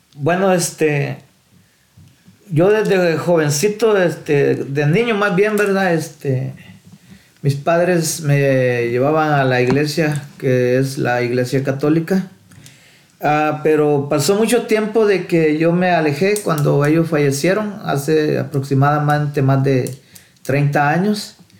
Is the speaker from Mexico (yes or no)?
no; El Salvador; moved away; nací en El Salvador